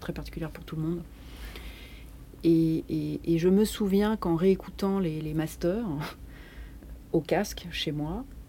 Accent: Paris, Île-de-France, France; je suis parisienne

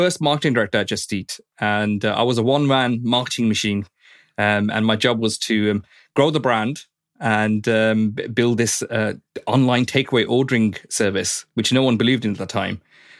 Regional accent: Birmingham, West Midlands, United Kingdom; I was born and bred in Birmingham.

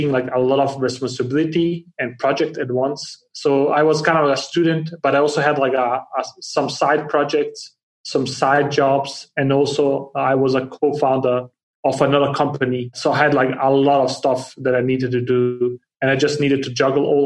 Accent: Denmark; moved away; also born or lived in Bosnia; I was born in Bosnia and grew up in Denmark, and I have lived around the world since.

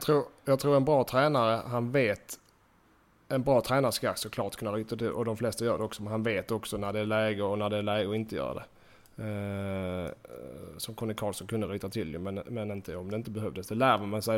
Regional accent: Sweden; moved away as an adult; hemma i Sverige

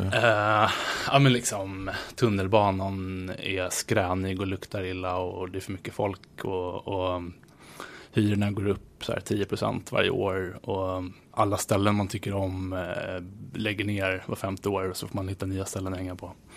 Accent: Nacka, Stockholm County, Sweden; moved away as an adult; now in New York, United States; Jag var uppvuxen i förorten

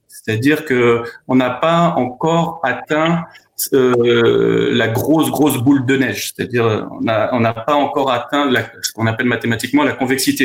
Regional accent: France; je suis issu euh, de parents qui sont issus de l'immigration, donc je suis né en France.

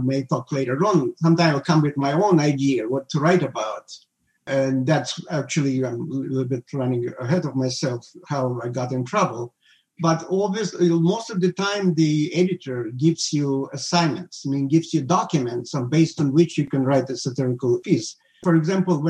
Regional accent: Odesa, Odesa Oblast, Ukraine; English is a second language; moved away as an adult; also born or lived in Moscow; now in United States; I'm from Odessa

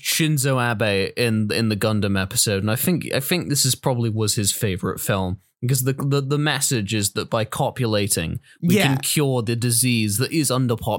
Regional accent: Scotland, United Kingdom; I'm Scottish.

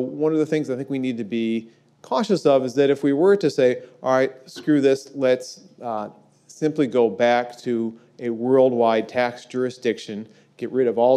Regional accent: Peoria, Illinois, United States; my hometown of Peoria, Illinois

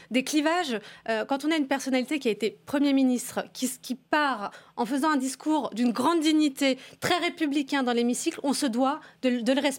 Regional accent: France; nous, en tant que Français

